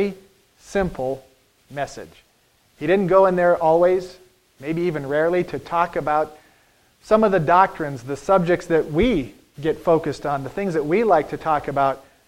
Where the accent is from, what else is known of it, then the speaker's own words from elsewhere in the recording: United States; as American Christians